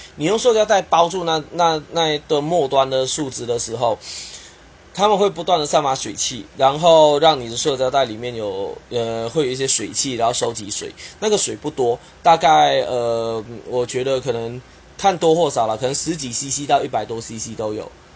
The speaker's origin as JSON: {"language": "Chinese", "town": "Kuching", "region": "Sarawak", "country": "Malaysia", "tie": "born or raised there", "moved": "yes", "lives_now": "Taiwan", "said": "马来西亚我的家乡沙捞越古晋"}